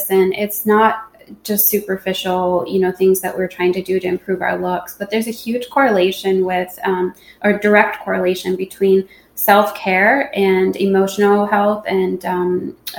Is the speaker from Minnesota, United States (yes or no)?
yes; Minnesota, United States; moved away; my home state of Minnesota